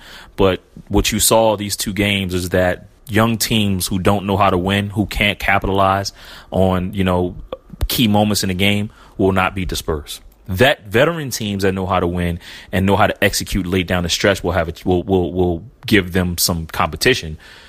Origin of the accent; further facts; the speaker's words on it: Philadelphia, Pennsylvania, United States; I'm from Philly